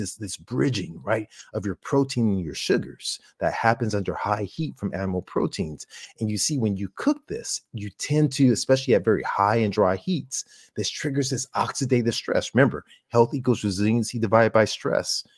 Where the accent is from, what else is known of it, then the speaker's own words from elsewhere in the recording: California, United States; University of, uh, California, uh, my home state